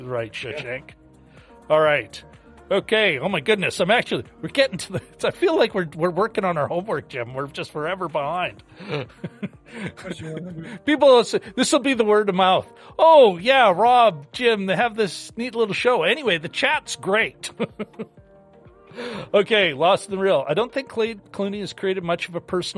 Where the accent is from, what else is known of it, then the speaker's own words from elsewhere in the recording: Canada; as a Canadian